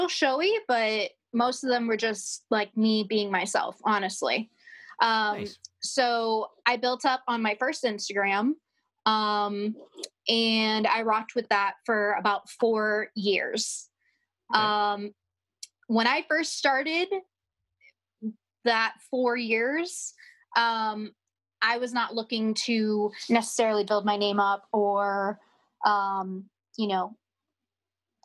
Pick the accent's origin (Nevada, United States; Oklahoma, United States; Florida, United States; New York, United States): Florida, United States; I'm from Florida, and I make content work and whatnot.